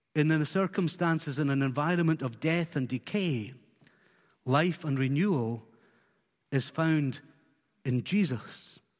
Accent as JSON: {"language": "English", "area": "Isle of Skye", "region": "Scotland", "country": "United Kingdom", "tie": "born or raised there", "also_born_or_lived": "Fort William"}